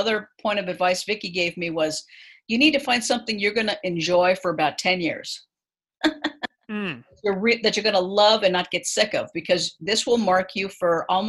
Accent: Los Angeles, California, United States; also born or lived in Chicago; I'm originally from Los Angeles

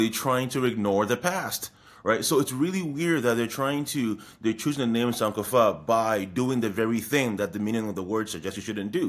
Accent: Ghana; as an Akan person, as a Ghanaian, the the meaning of sankofa is actually very very important

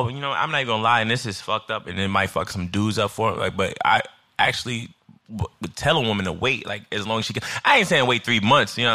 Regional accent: Midwest, United States; Like I'm from the Midwest, so essentially we court by nature.

